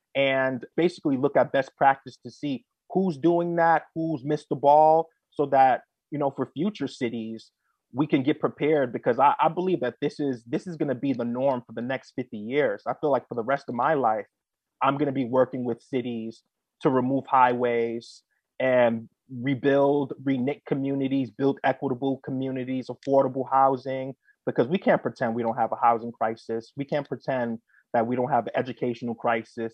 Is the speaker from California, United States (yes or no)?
no; New York City, New York, United States; my humble story begins in the South Bronx. I was, you know, raised there in Mitchell Projects